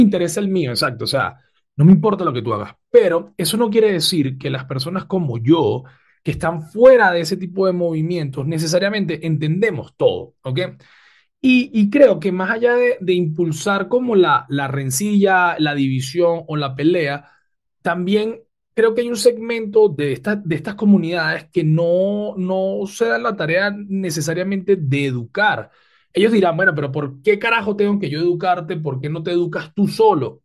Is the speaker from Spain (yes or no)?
no; Venezuela; nosotros como venezolanos